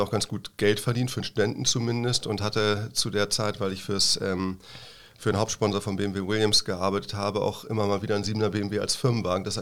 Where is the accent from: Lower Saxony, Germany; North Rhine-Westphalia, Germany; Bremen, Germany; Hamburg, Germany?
Hamburg, Germany; now in Freiburg, Germany; Richtig, also ich komme zumindest aus der Gegend da, genau.